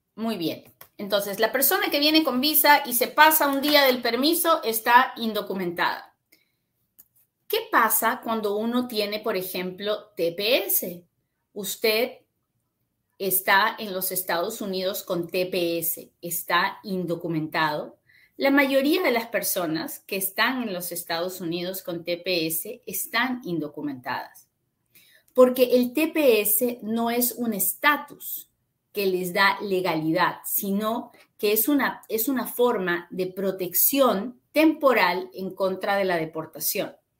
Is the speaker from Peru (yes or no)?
yes; Peru; now in United States; yo soy peruana también